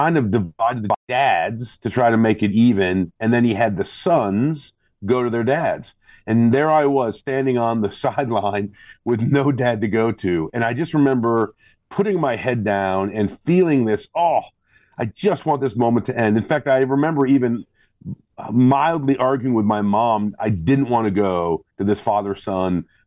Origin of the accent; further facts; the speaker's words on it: Northern Illinois, United States; Grew up, born and raised in Northern Illinois